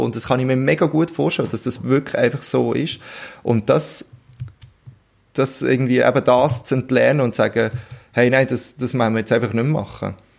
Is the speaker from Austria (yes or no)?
no; Switzerland; bei uns in der Schweiz